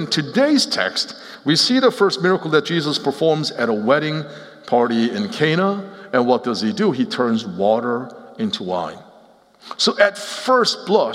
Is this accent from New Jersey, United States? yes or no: yes; Cherry Hill, New Jersey, United States; moved away as an adult; also born or lived in Seoul, Korea / Nashville; I grew up in Cherry Hill, New Jersey.